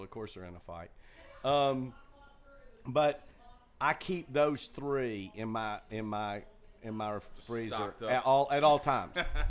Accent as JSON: {"language": "English", "town": "Luttrell", "region": "Tennessee", "country": "United States", "tie": "born or raised there", "accent": "Southern", "said": "we were closer to Knoxville."}